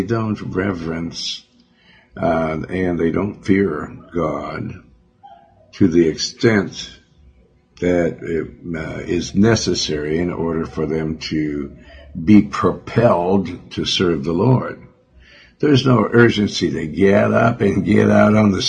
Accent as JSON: {"language": "English", "region": "Montana", "country": "United States", "tie": "born or raised there", "said": "Because I'm from Montana."}